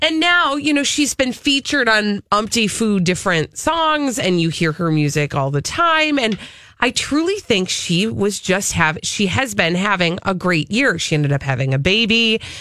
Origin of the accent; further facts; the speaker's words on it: Minnesota, United States; I'm from Minnesota